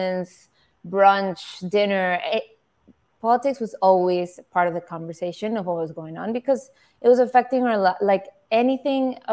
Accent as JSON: {"language": "English", "town": "Caracas", "region": "Capital District", "country": "Venezuela", "tie": "born or raised there", "moved": "yes", "said": "the people I grew up with, my age that I grew up with in Caracas"}